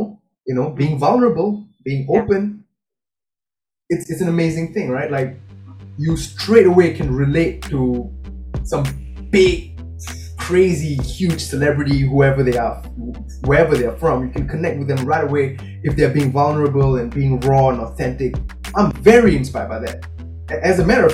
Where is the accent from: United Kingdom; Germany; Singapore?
Singapore; I'm a Singaporean boy, I speak Tamil and English